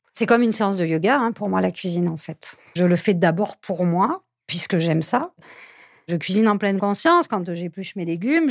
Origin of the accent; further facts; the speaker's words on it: Lot, Occitania, France; Je suis originaire du Lot. J'ai grandi dans une grande famille avec huit frères et sœurs.